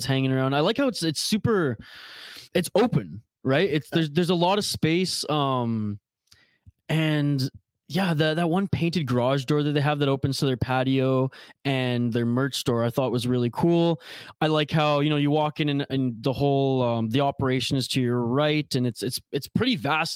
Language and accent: English; British Columbia, Canada; me being Canadian